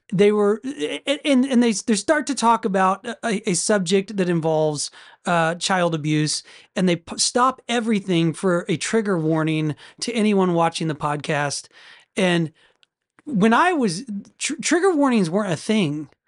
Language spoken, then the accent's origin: English; United States; as an American